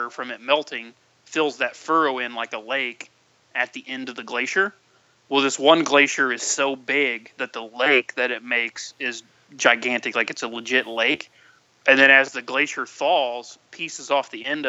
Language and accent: English; United States; we're from the States